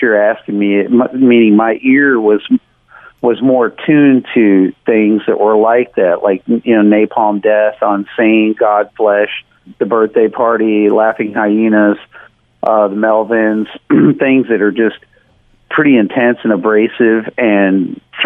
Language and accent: English; Nashville, Tennessee, United States; I grew up in Tennessee and in the outskirts of Nashville, and then later I moved down into Nashville